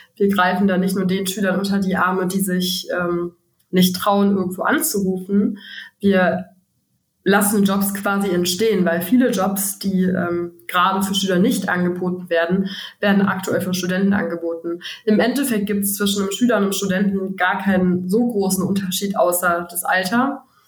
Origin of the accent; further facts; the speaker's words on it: Frechen, North Rhine-Westphalia, Germany; Bertha und ich haben uns in der fünften Klasse kennengelernt, auf dem Gymnasium in Frechen